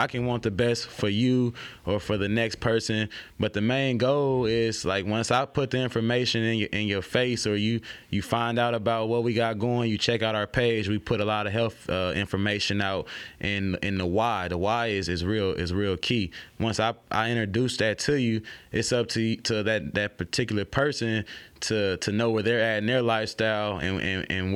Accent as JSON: {"language": "English", "town": "Oakland", "region": "California", "country": "United States", "moved": "yes", "lives_now": "Baton Rouge, United States", "said": "I'm from Oakland, California"}